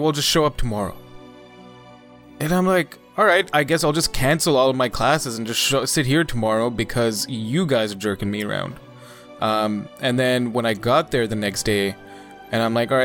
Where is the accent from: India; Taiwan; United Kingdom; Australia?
India; now in Canada; As an Indian citizen